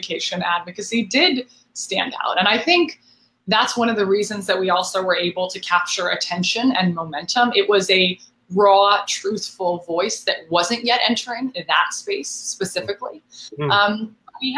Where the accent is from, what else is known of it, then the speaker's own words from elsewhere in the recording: Marin County, San Francisco Bay Area, California, United States; moved away; also born or lived in New York City; I'm very proudly from the North Bay, from the San Francisco Bay Area